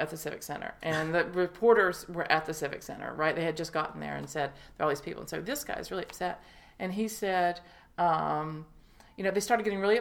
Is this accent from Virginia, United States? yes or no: yes; Appalachia, Virginia, United States; moved away as an adult; now in Maine, United States; I'm from Appalachia, really, which is the part of Virginia that meets with North Carolina, Tennessee, and Kentucky